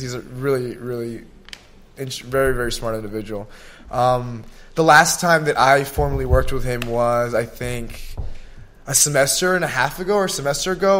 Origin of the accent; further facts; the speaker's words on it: Gwinnett County, Georgia, United States; also born or lived in Miami / El Salvador; I started like elementary and like middle school for sure in Gwinnett County